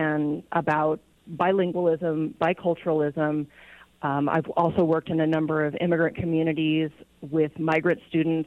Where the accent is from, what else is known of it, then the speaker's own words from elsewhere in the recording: Redding, California, United States; also born or lived in Whitmore, California / Oaxaca, Mexico / Bay Area, California; now in Grass Valley, United States; I was born in Redding, just a few hours north of here